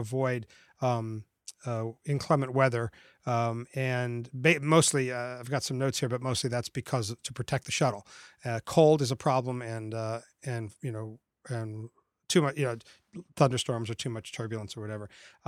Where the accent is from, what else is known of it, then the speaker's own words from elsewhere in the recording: Florida, United States; as a kid growing up in Florida, I love the space program and have always been into it.